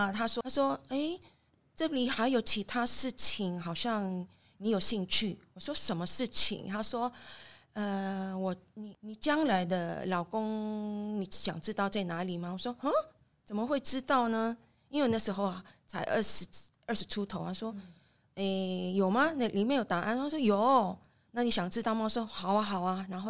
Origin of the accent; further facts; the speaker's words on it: Manila, Metro Manila, Philippines; now in Taiwan; 出生在菲律宾马尼拉市，来台湾三十多年了。